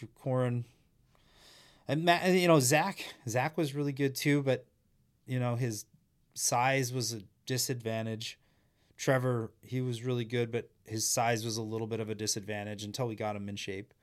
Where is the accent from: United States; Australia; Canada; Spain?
Canada; Humboldt, Saskatchewan; I grew up in Humboldt, Saskatchewan